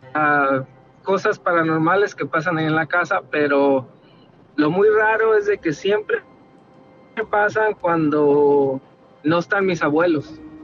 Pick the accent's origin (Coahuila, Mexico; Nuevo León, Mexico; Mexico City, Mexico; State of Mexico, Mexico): Coahuila, Mexico; Torreón; now in Dallas, United States; nosotros somos ah, originarios de Coahuila, de Torreón.